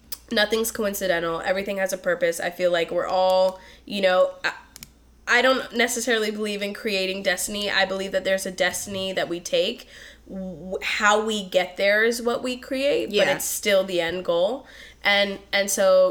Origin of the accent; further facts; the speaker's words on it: East Coast, United States; moved away as an adult; I grew up on the East Coast for 19 years, moved out here